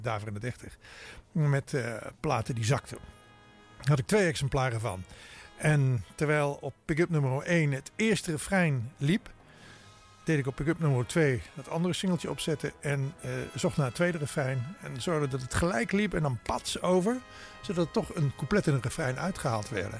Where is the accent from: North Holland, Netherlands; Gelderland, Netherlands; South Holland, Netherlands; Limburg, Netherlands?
Limburg, Netherlands; Maastricht; DJ-tijd in Maastricht, waar ik vandaan kom.